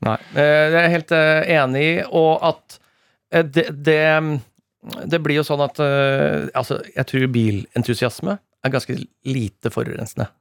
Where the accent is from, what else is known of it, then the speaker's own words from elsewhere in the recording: Rakkestad, Østfold, Norway; mitt distrikt, mm. eh, Rakstad